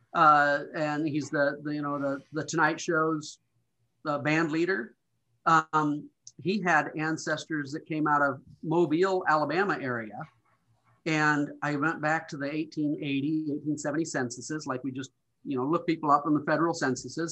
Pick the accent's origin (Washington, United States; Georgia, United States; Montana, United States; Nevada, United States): Montana, United States; moved away; growing up in Montana, there, there was just a different attitude here